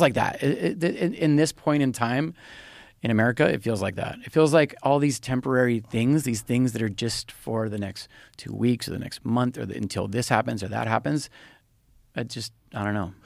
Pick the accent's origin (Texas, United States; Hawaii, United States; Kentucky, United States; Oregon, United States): Hawaii, United States; I was born in Hawaii. So I just I don't know. I just know it is home